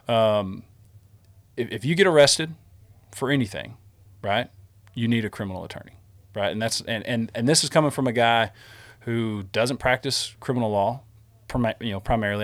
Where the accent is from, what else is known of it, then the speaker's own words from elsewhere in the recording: Smyer, Texas, United States; we grew up in Smyer